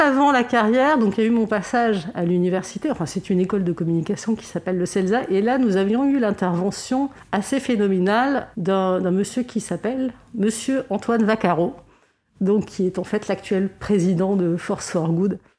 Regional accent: Lebanon; je suis née au Liban dans les années 70 et euh, comme beaucoup de Libanais, j'ai été scout

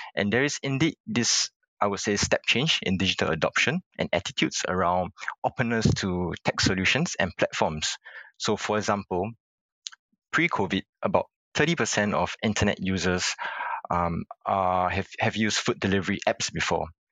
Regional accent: Singapore; I was born in Singapore and pretty much spent most of my life here

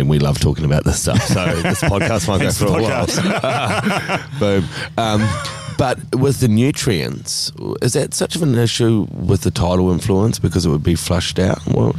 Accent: New Zealand; I'm a Kiwi, mate.

